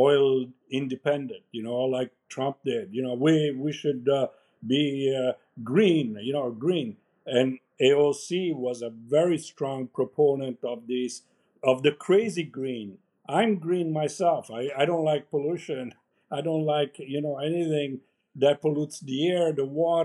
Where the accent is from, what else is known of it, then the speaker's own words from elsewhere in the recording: New York, United States; I grew up pretty much in New York for about 30 years